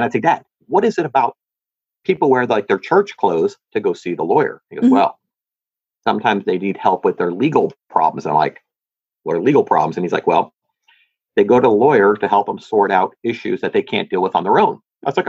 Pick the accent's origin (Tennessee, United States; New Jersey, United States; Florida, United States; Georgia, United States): New Jersey, United States; Hillside; I grew up in New Jersey, in a little city outside of Newark called Hillside.